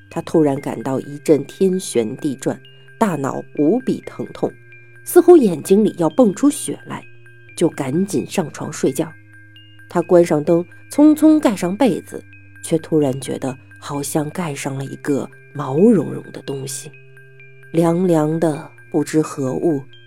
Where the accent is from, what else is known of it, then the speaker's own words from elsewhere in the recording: Beijing, China; 我们北京人可真不是故意吹牛